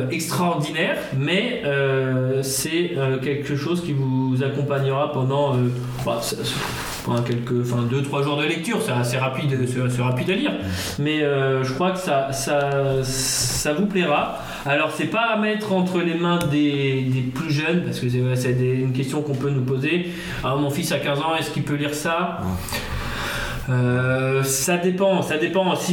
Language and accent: French; Nord, Hauts-de-France, France; ça me parle en tant que nordiste.